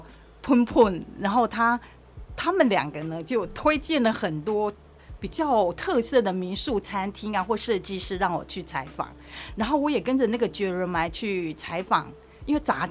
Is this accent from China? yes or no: no; Taiwan; 我不是泰国人，我是台湾人